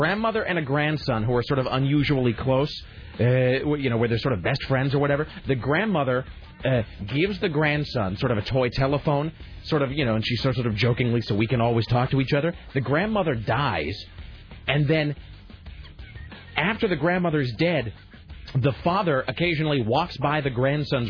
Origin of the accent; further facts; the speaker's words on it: Kennewick, Washington, United States; when I was growing up in Kennewick